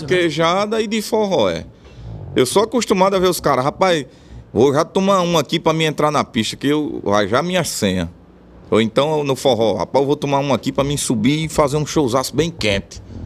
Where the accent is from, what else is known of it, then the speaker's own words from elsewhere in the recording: Bom Jesus, Rio Grande do Norte, Brazil; also born or lived in Natal; Eu nasci na capital, porque lá na cidade não tinha maternidade, mas fui criado em Bom Jesus.